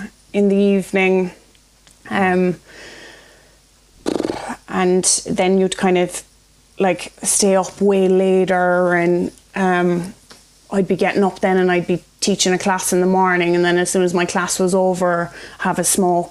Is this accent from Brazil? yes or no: no; Cork, Munster, Ireland; moved away as an adult; also born or lived in Belfast; a girl who was born and raised in Cork